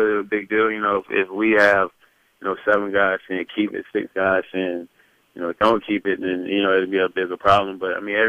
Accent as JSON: {"language": "English", "region": "North Carolina", "country": "United States", "said": "I'm from North Carolina"}